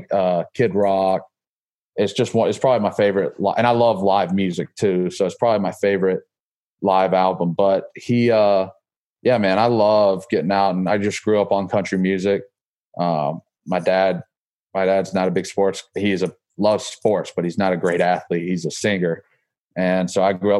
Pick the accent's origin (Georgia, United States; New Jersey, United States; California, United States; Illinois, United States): Georgia, United States; moved away as an adult; also born or lived in Alabama / Florida; now in Massachusetts, United States; I grew up in Georgia, obviously